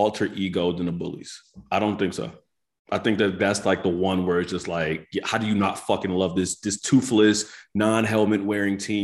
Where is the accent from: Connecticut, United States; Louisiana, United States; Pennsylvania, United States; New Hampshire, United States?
Pennsylvania, United States; Philadelphia; we as Philadelphians